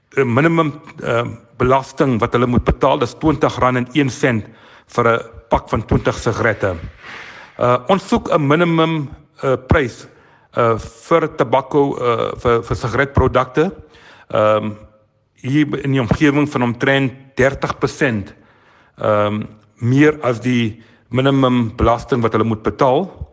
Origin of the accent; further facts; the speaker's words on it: South Africa; ons as Suid-Afrikaners